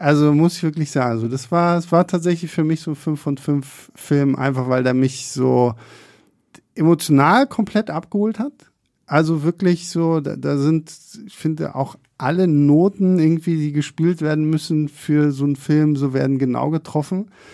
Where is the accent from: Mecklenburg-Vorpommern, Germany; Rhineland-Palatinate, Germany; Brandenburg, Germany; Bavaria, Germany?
Mecklenburg-Vorpommern, Germany; Rostock; now in Berlin, Germany; bei uns in Rostock